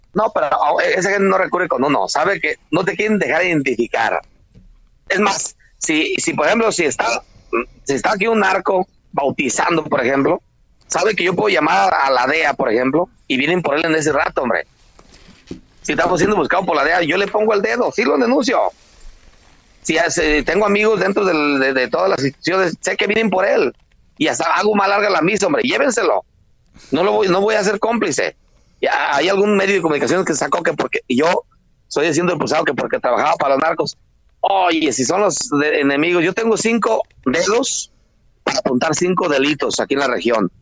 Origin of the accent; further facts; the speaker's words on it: Tancítaro, Michoacán, Mexico; aquí en Michoacán las autodefensas solo existen en mi pueblo que es Tancítaro